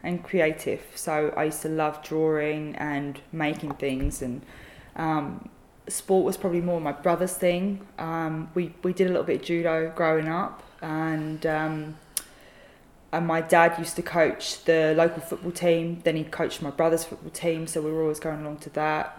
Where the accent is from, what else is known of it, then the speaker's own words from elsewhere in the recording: Bexleyheath, London, United Kingdom; also born or lived in Sidcup; now in Queenstown, New Zealand; So I was born in a place called Sidcup, which is southeast of London. And I grew up in Bexley Heath, which is still in the borough of London, but it's in the county of Kent.